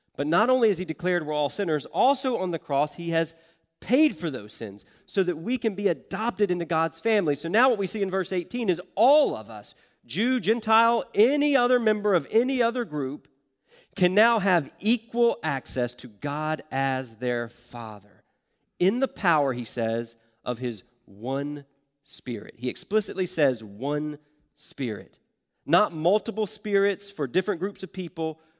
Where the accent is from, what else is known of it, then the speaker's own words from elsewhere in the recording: the South, United States; I grew up in the South